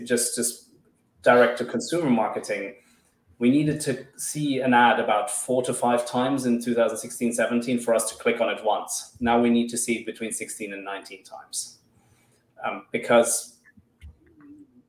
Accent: Finland; also born or lived in Madagascar; I'm originally from Madagascar with a German father, and I grew up in Finland.

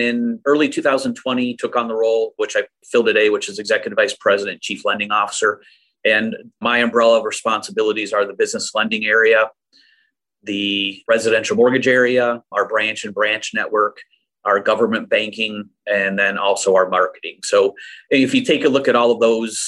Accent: Saginaw, Michigan, United States; also born or lived in Gaylord, Michigan; this is where I schooled. So, you know, it was a pretty easy transition for us to come back to Saginaw.

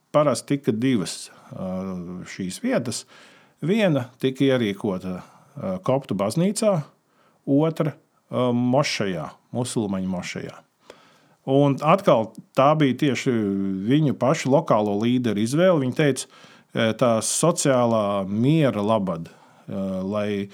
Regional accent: Latvia; mēs no Latvijas esam mazi

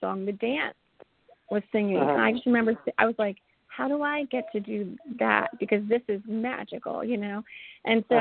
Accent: Columbia, Maryland, United States; moved away as an adult; also born or lived in New York City / Nashville; I'm from Maryland originally. I'm from Columbia, Maryland

